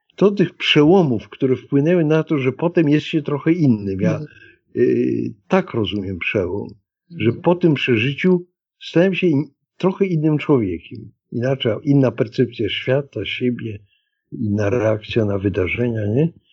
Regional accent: Warsaw, Masovian Voivodeship, Poland; Urodziłem się w przyzwoitej klinice położniczej w Warszawie.

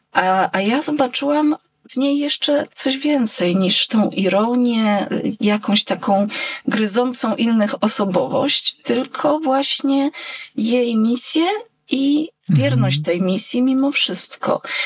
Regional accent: Jadowniki, Lesser Poland, Poland; nasze wzgórze Bocheniec w Jadownikach

